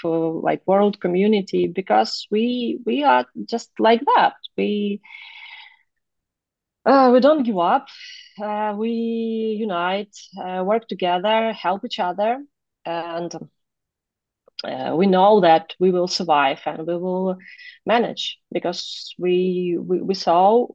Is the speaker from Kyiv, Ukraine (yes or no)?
yes; Kyiv, Ukraine; I was born and raised in Kiev, which is main city